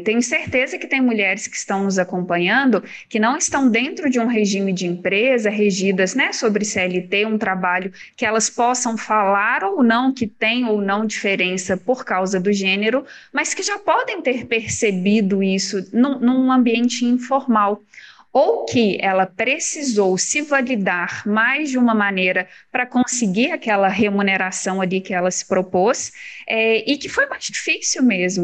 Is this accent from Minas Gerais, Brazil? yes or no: yes; Minas Gerais, Brazil; Eu sou de Minas